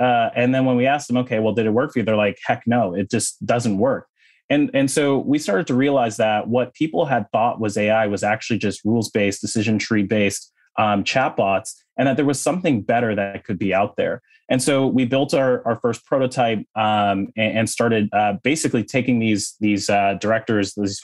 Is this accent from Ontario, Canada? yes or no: yes; Toronto, Ontario, Canada; moved away; also born or lived in Silicon Valley; I was born and raised in Toronto, in Canada